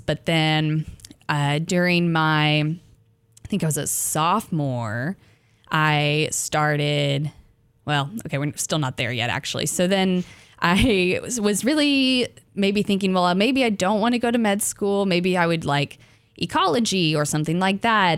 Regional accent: Arkansas, United States; I'm from Arkansas

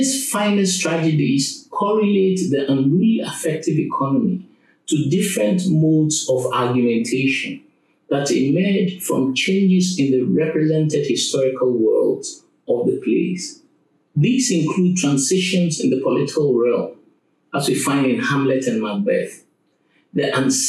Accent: Ghana; I come from Ghana, and in the Akan culture from which I hail

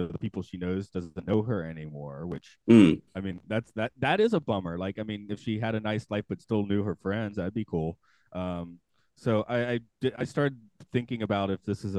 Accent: the South, United States; also born or lived in Georgia; I'm from the South

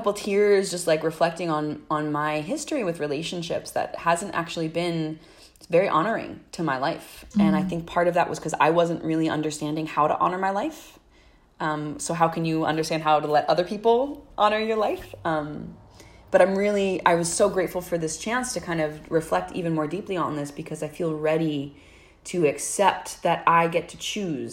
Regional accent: New Jersey, United States; now in Oakland, United States; I'm originally from New Jersey, but I'm calling from Oakland, California

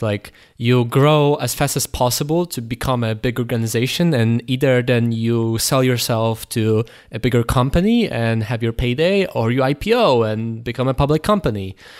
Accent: Poland; we're from Poland

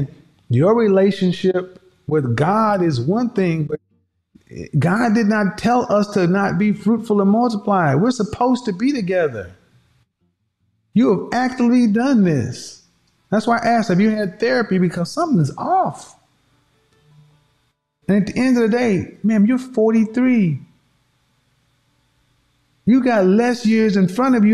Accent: the Bible Belt, United States; I grew up in the Bible Belt

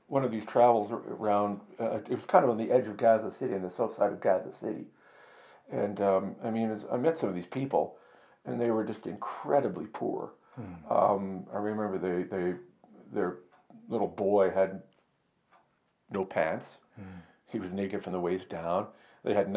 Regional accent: Canada; I'm a reporter from Canada

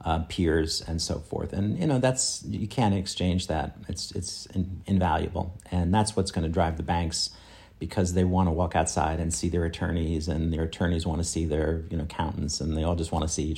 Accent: Australia; now in New York, United States; I come from Australia in order to, you know, be in the bright lights, big city environment.

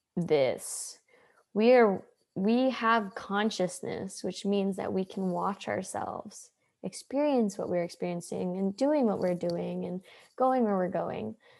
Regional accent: Hawaii, United States; now in San Diego, United States; I grew up in Hawaii

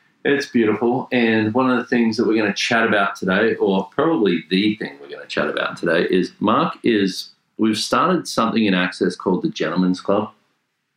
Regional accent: Australia; accent: Australian; we're both Australian men, as you can probably hear by the accents

